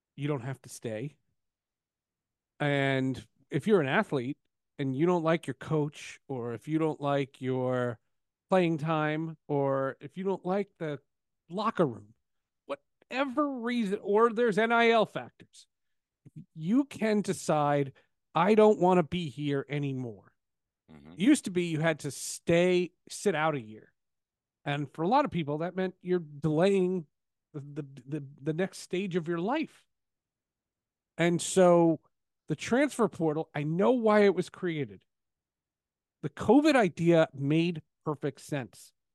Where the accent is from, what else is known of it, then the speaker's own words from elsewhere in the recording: Northeast, United States; I grew up in the Northeast